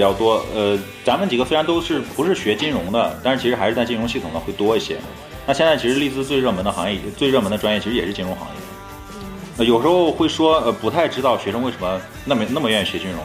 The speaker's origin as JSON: {"language": "Chinese", "town": "Zhengzhou", "region": "Henan", "country": "China", "said": "我是郑州的"}